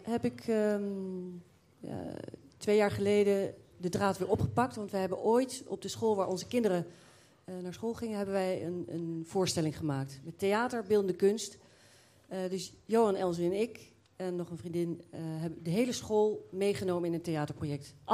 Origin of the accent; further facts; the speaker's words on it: The Hague, South Holland, Netherlands; moved away as an adult; also born or lived in Waal area; niet uit Amersfoort, ik kom uit Den Haag.